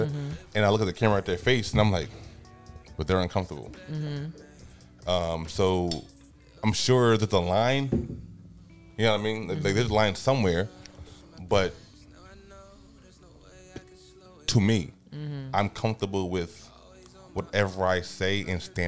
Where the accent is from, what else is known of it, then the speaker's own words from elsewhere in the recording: Paterson, New Jersey, United States; I'm from Patterson